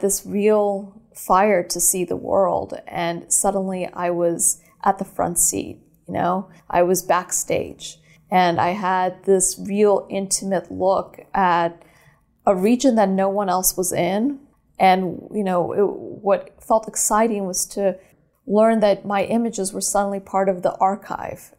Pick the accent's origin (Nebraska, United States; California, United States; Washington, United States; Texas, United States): California, United States; also born or lived in Moscow, Russia / New York; I was born in Moscow, uh, Russia. I'm Armenian, and came to America when I was a little girl and grew up in California